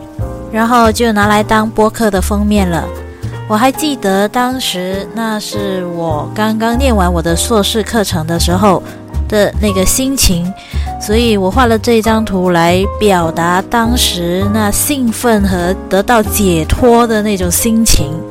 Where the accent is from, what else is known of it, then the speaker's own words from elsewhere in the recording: Malaysia; 嗨，大家好，